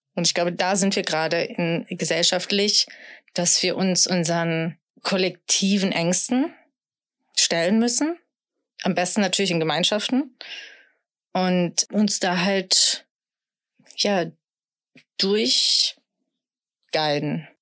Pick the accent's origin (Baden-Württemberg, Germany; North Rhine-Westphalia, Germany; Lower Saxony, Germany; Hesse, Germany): North Rhine-Westphalia, Germany; Sauerland; ich komme aus dem Sauerland, also ich bin schon sehr deutsch, äh, katholisch sozialisiert